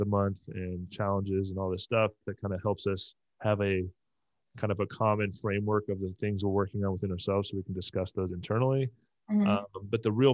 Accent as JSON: {"language": "English", "region": "Southern California", "country": "United States", "tie": "born or raised there", "also_born_or_lived": "Tampa", "moved": "yes", "said": "I grew up in Southern California"}